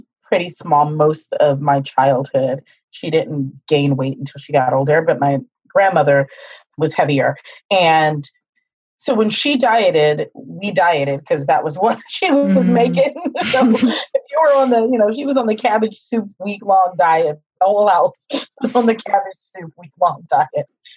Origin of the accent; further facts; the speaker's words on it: Pittsburgh, Pennsylvania, United States; So I come from a Midwest family, African-American family. We're from Pittsburgh, Pennsylvania